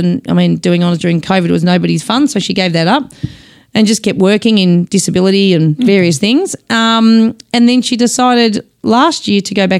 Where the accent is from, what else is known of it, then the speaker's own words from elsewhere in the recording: Dingley Village, Victoria, Australia; also born or lived in Glen Waverley; So we went there even though we lived in Dingley actually when we first started. Oh, we grew up in Dingley.